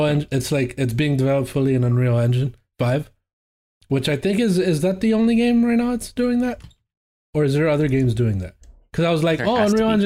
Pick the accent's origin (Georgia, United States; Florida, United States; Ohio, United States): Florida, United States; Miami; moved away; I'm from Miami, so I'm used to that sort of heat.